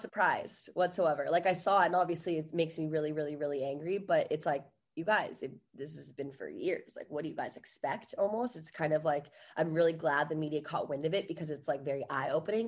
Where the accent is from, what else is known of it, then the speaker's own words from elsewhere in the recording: Virginia, United States; now in Los Angeles, United States; I'm from Virginia originally